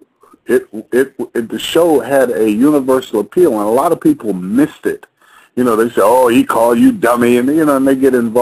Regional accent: New York, United States; I'm from Harlem. I grew up in Harlem.

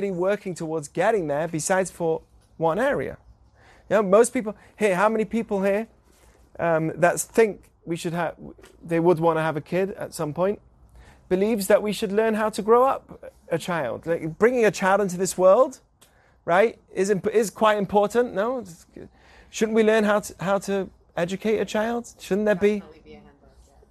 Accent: England, United Kingdom; moved away; I grew up in England

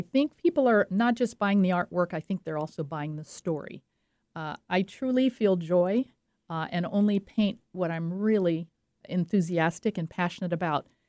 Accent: French Riviera, Provence-Alpes-Côte d'Azur, France; moved away; I grew up on the French Riviera

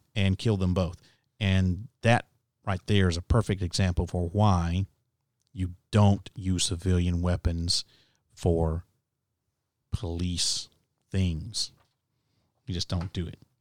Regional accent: United States; now in Nashville, United States; as an American citizen

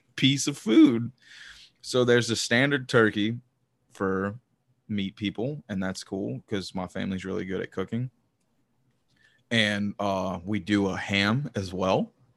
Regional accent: the South, United States; I'm from the South

